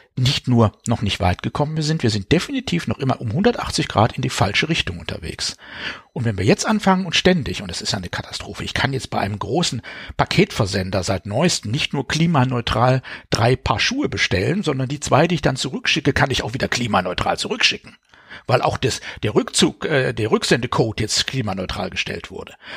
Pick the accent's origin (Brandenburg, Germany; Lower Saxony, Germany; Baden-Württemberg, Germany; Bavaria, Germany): Baden-Württemberg, Germany; ich selber bin aufgewachsen in Sichtweise. Aus, von meinem Kinderzimmer aus konnte ich das AKW Neckar-Westheim sehen